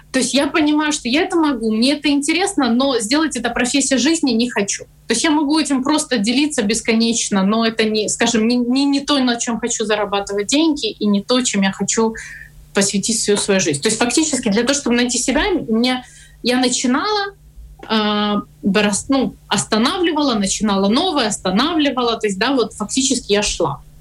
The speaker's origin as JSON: {"language": "Russian", "region": "Kyiv", "country": "Ukraine", "tie": "born or raised there", "said": "поехала, поработала в Харьков в IT-компании, хотя я сама родом из Киева, и у меня ребенок, как ты правильно говоришь, остался с бабушкой и папой в Киеве"}